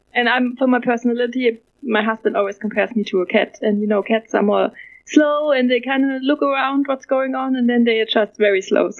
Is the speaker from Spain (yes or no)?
no; Germany; moved away as an adult; now in Charleston, United States; I'm from Germany and I live in Charleston, South Carolina. I left Germany to move to America 2016.